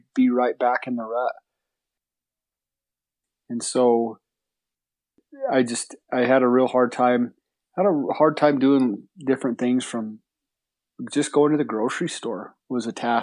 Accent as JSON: {"language": "English", "region": "New Mexico", "country": "United States", "tie": "born or raised there", "said": "I was born in New Mexico. I grew up, my folks had horses when I was a kid"}